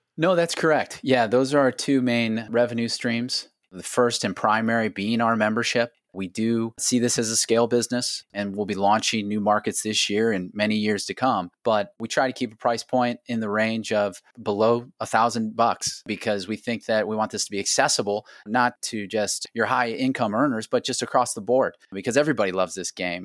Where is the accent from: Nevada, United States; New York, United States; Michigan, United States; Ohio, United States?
Ohio, United States; Akron; also born or lived in Ireland; playing for the University of Akron Zips in Akron, Ohio, my hometown